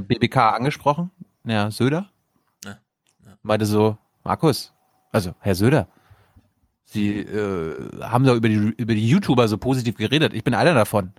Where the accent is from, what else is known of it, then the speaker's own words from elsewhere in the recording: Mecklenburg-Vorpommern, Germany; bei uns in MV